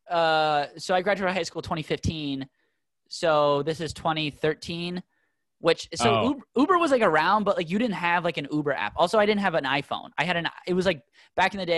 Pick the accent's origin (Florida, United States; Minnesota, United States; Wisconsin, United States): Minnesota, United States; Minneapolis; I grew up in South Minneapolis